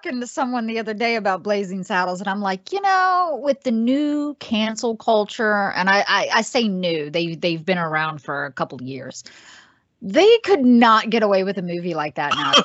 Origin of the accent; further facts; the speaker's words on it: Virginia, United States; now in Los Angeles, United States; I am originally from Virginia